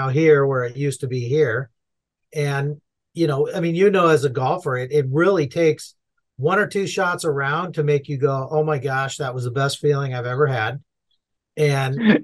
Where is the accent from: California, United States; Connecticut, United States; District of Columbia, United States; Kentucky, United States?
California, United States; Southern; I'm born and raised in Southern California